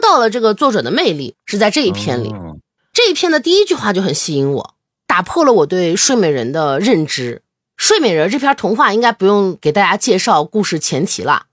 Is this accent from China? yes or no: yes; China; 没有我们中国人审美这么高